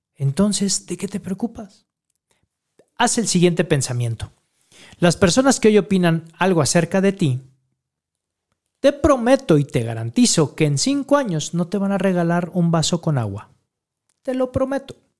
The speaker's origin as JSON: {"language": "Spanish", "country": "Mexico", "said": "todo nuestro pueblo mexicano"}